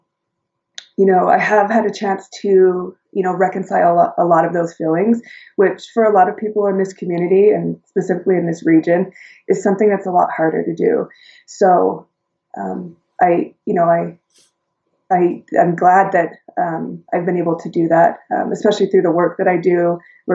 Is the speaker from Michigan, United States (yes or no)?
no; Utah, United States; I was born and raised in Utah